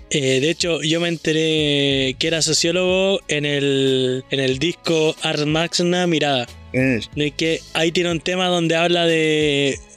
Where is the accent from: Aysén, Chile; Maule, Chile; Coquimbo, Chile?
Aysén, Chile; Coyhaique